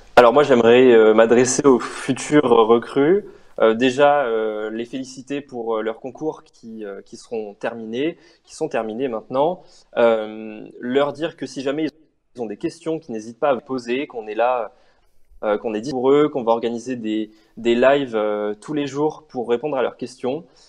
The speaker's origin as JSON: {"language": "French", "town": "Montpellier", "region": "Occitania", "country": "France", "tie": "born or raised there", "moved": "as an adult", "lives_now": "Grenoble, France", "said": "je suis originaire de Montpellier."}